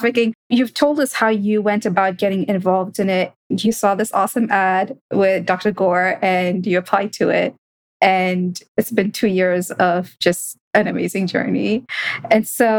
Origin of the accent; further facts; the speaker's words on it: Kenya; growing up in Kenya, we would refer to natural spaces as the bush